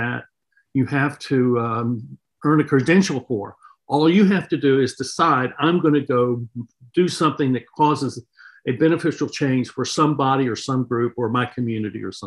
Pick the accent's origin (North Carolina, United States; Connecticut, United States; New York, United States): North Carolina, United States; I grew up in North Carolina in the South in the 1960s